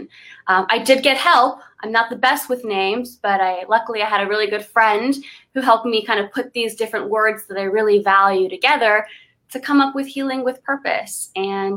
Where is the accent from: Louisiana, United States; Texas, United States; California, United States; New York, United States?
California, United States; Los Angeles; I grew up in the Valley. I lived in Sherman Oaks. I went to El Camino for high school. So I am a Valley girl